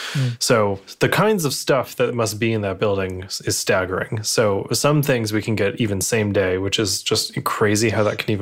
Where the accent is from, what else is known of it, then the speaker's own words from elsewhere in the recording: Connecticut, United States; moved away; in my hometown down in Connecticut